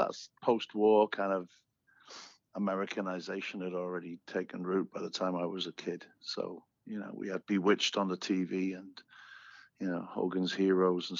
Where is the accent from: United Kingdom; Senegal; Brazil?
United Kingdom; Newport, Wales; moved away as an adult; also born or lived in Leeds, Yorkshire; now in Chicago, United States; In South Wales. It was a very, Welsh matriarchal Christmas.